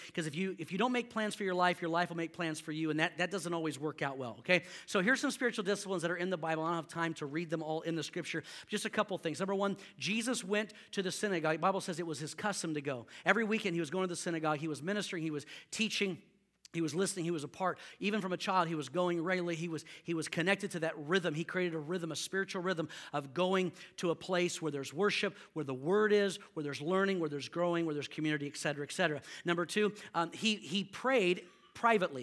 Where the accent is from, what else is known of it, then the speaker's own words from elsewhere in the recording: Houston, Texas, United States; I grew up in Houston